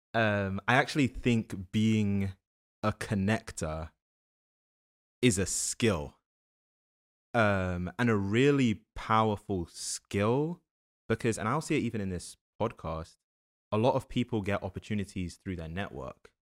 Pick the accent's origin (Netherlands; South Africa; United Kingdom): United Kingdom; London; moved away as an adult; also born or lived in New Jersey; now in New York, United States; I grew up in London from the U K.